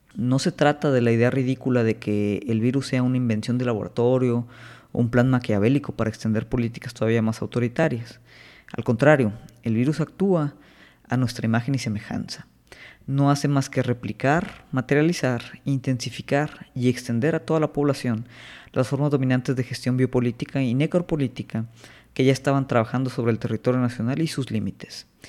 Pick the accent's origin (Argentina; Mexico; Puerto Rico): Mexico